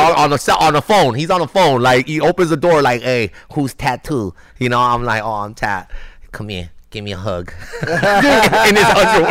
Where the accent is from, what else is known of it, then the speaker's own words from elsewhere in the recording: Los Angeles, California, United States; I'm a kid from East